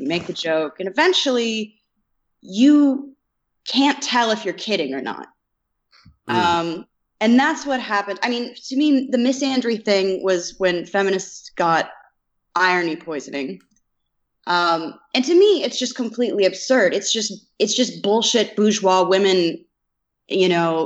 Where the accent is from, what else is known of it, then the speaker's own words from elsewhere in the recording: Indiana, United States; I'm from Indiana